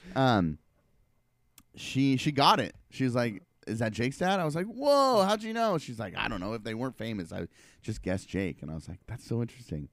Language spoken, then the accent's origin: English; Portland, Oregon, United States; I went to high school and I grew up in Southeast Portland